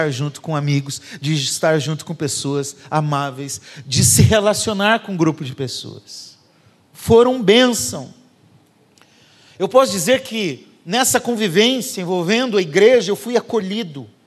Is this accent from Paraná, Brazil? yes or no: yes; Curitiba, Paraná, Brazil; Eu vindo lá falando porta, torto, que eu sou de Curitiba, né? Agora eu já nem sei como que eu falo, porque aqui todo mundo acha que eu falo como fala lá.